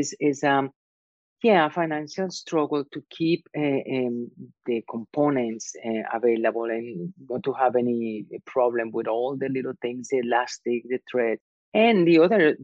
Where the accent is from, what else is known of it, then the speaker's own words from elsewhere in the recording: Medellín, Antioquia, Colombia; English is a second language; moved away as an adult; now in New York, United States; I was born in Medellin, Colombia, which is a textile industry mecca in Latin America. And my family also in the manufacturing business. So I grew up among fabrics and sewing machines and cutting.